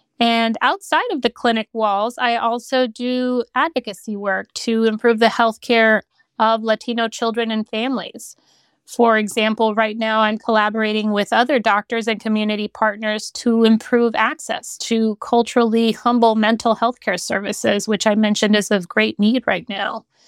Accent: Honduras; also born or lived in Central America / Caribbean; Yeah, I always say I have this really fun family history because I grew up in Honduras in Central America. And because of my father's work, we moved around Central America and the Caribbean.

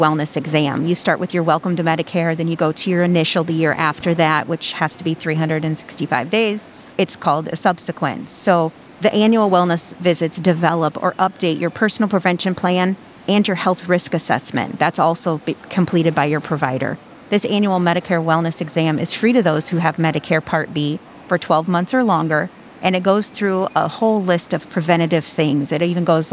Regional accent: Watseka, Illinois, United States; moved my way into my hometown, Watsika, when they built the facility there

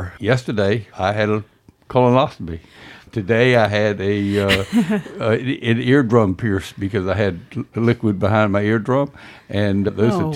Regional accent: Elizabeth City, North Carolina, United States; moved away as an adult; now in Outer Banks, United States; I grew up in Elizabeth City and came often to visit during the summers when I was in high school

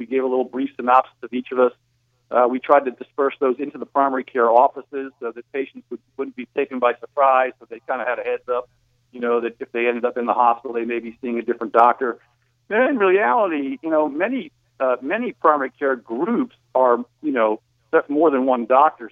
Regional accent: New Jersey, United States; moved away; I grew up in New Jersey

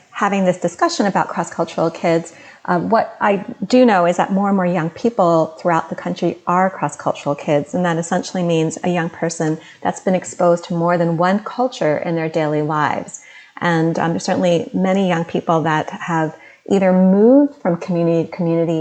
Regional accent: Delaware, United States; moved away; My parents came from South India, and I was born as an Indian American, and I grew up in Delaware

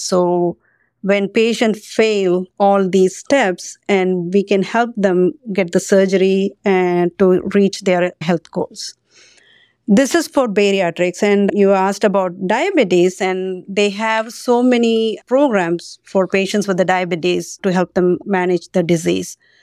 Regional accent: Sri Lanka; moved away as an adult; also born or lived in India / Pennsylvania, United States; now in United States; I grew up in Sri Lanka

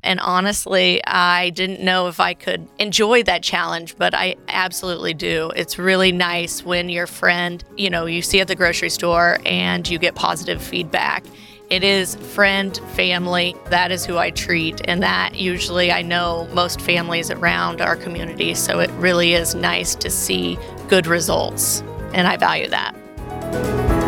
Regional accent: Carthage, Illinois, United States; I am actually from Carthage, Illinois, where I practice. I went away to school, but I'm a homegrown girl

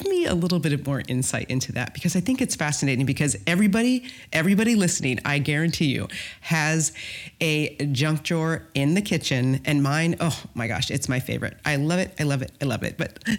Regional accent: Midwest, United States; I'm from the Midwest. Of course I have.

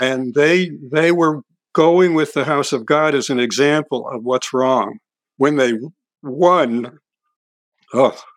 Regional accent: Hudson, New York, United States; moved away; my hometown, Hudson, New York.

